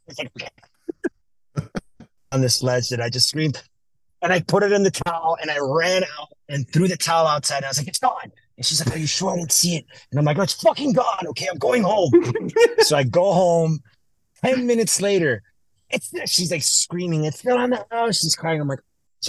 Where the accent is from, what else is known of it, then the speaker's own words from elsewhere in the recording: Miami, Florida, United States; I'm from Miami